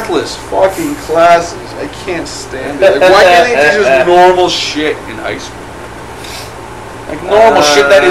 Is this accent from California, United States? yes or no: no; New Jersey, United States; I'm from New Jersey